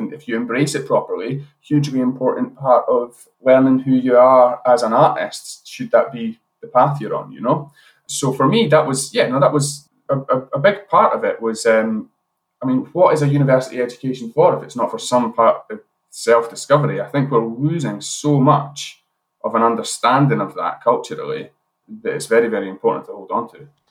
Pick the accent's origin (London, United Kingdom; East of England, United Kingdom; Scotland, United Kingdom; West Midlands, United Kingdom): Scotland, United Kingdom; Edinburgh; moved away as an adult; now in Glasgow, United Kingdom; I'm originally from Edinburgh